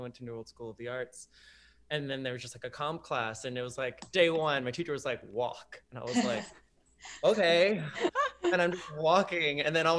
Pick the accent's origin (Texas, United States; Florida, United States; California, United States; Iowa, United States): Florida, United States; Miami; moved away as an adult; I'm from Miami, Florida